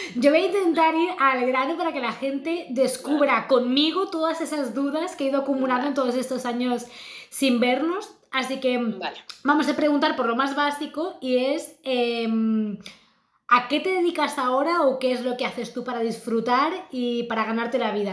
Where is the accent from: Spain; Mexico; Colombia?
Spain; Nosotros somos las latinas, españolas